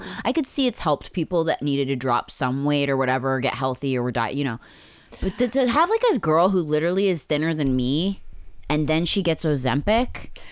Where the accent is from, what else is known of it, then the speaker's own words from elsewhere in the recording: Pennsylvania, United States; I grew up in Pennsylvania